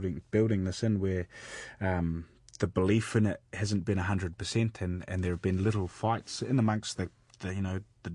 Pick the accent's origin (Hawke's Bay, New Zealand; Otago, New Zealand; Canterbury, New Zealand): Hawke's Bay, New Zealand; moved away as an adult; also born or lived in Hastings; now in Wales, United Kingdom; Grew up in the mighty Hawke's Bay, now living in Wales